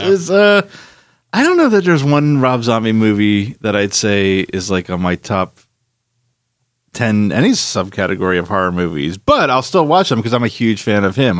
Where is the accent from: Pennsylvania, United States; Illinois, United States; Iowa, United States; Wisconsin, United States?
Pennsylvania, United States; Philadelphia; moved away; I grew up in Philadelphia